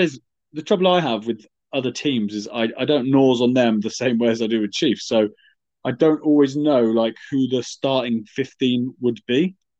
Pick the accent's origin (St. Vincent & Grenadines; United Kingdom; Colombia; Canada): United Kingdom; England; as an Englishman